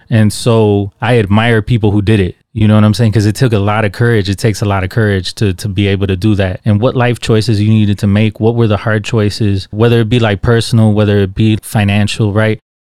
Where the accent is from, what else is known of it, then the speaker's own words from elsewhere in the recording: Chicago, Illinois, United States; I grew up in Little Village, man.